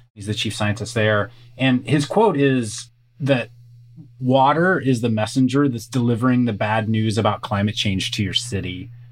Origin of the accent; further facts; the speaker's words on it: Kansas, United States; now in California, United States; I live in California, so definitely the Western US. I grew up in Kansas, so grew up around farming communities